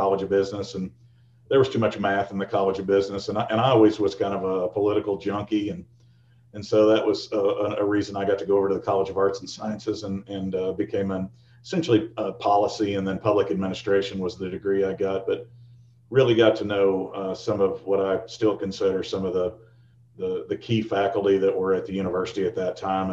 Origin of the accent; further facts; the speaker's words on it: Fort Worth, Texas, United States; moved away as an adult; also born or lived in Norman, Oklahoma; I'm a kid from Fort Worth, Texas. went to high school there, and we moved around a little bit when I was a kid.